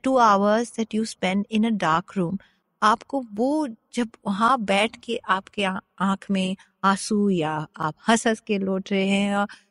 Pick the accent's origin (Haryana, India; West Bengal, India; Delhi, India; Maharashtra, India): West Bengal, India; Kolkata; Hindi is a second language; moved away as an adult; also born or lived in Bangalore / United States; मैं कैलकाटा से हूँ बैंगलोर से हूँ